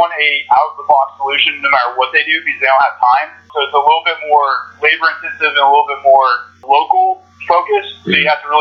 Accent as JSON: {"language": "English", "region": "Texas", "country": "United States", "said": "I'm from Texas, so I have Southern hospitality ingrained in my roots"}